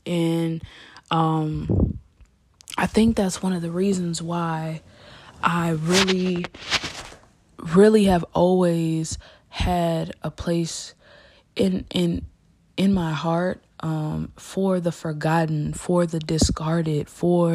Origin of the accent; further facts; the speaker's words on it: United States; as an American, as, you know, a young American